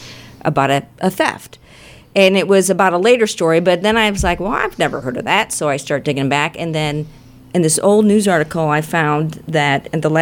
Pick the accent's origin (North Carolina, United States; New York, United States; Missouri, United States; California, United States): Missouri, United States; St. Louis; I grew up in Baden in North City